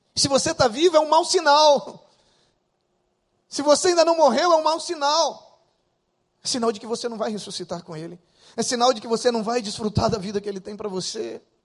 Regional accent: interior of Acre, Brazil; also born or lived in Rio de Janeiro, Brazil; now in Rio Branco, Brazil; eu sou do interior do Acre. E da minha cidade, do interior, pra onde eu nasci, eram vinte e quatro horas de barco. Com doze anos de idade, eu morava lá

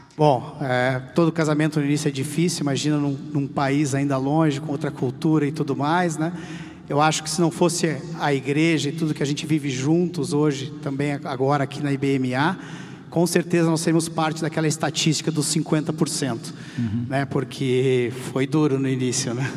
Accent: South Region, Brazil; moved away as an adult; also born or lived in Chile / Argentina; now in São Paulo, Brazil; nós somos do Sul, então estamos longe da família há muito tempo

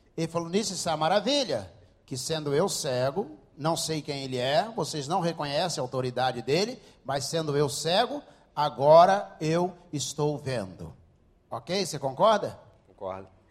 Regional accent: Rio de Janeiro, Brazil; Eu não sou judeu, sou daqui do Rio de Janeiro mesmo

